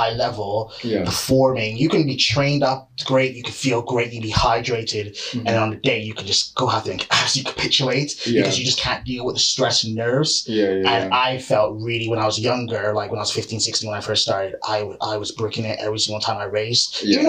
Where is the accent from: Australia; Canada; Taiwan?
Canada; now in United Kingdom; originally from Canada. So that's why my accent sounds very, very offish because like I'm a guy who's been living here for like 20 odd years and I'm sort of like a hybrid of all the accents I've had.